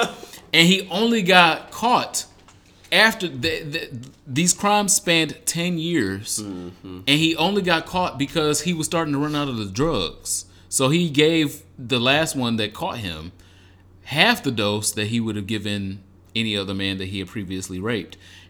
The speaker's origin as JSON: {"language": "English", "region": "Michigan", "country": "United States", "tie": "born or raised there"}